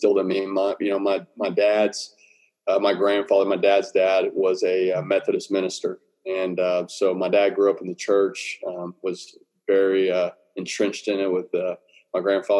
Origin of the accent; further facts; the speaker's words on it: Southlake, Texas, United States; also born or lived in Dallas, Texas / McKinney, Texas / Denton, Texas / Cameron, Texas; We settled in Southlake going into my fifth grade year, and that's when my dad became the head football coach at Southlake Carroll. And we were at Carroll from fifth grade all the way till I graduated high school